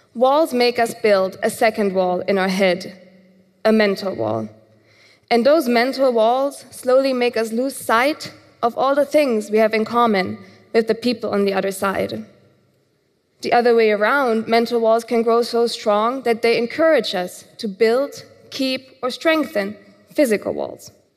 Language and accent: English; Germany; Growing up in Germany